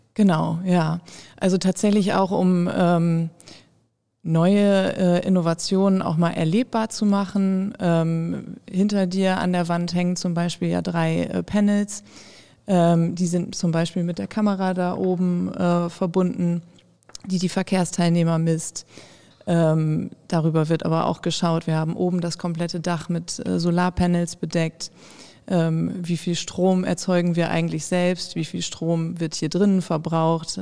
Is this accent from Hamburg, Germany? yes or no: no; Osnabrück, Lower Saxony, Germany; gebürtige Osnabrückerin